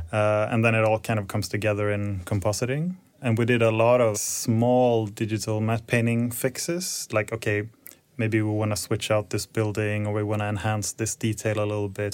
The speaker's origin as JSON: {"language": "English", "town": "Stockholm", "region": "Stockholm County", "country": "Sweden", "also_born_or_lived": "Copenhagen / Luleå", "moved": "as an adult", "said": "I'm originally from Stockholm, so I moved back in twenty sixteen and been here ever since"}